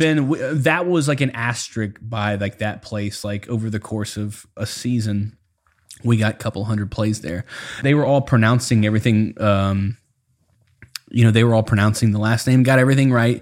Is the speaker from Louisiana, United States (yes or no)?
yes; South Louisiana, United States; I grew up in South Louisiana